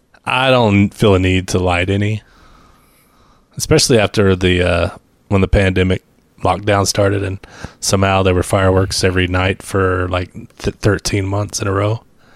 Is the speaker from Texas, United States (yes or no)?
yes; Dallas, Texas, United States; Growing up in Dallas